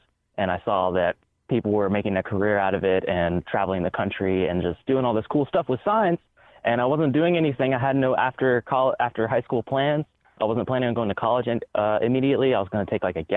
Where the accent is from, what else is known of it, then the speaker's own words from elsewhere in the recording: Augusta, United States; I started sign spinning in my hometown of Augusta